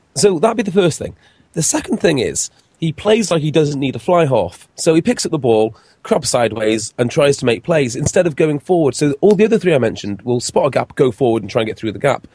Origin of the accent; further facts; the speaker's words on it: Wales, United Kingdom; as a Welshman